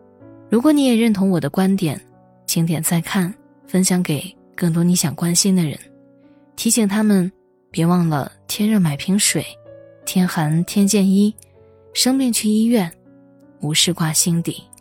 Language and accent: Chinese; Hubei, China; 还记得年初疫情爆发，作为湖北人封锁在家，每天害怕的反复量体温